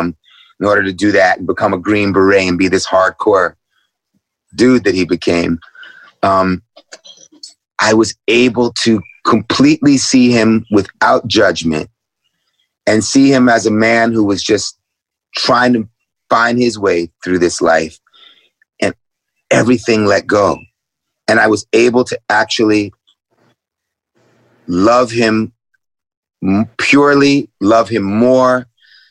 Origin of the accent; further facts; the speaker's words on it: New York City, New York, United States; growing up in New York City in the 70s with my parents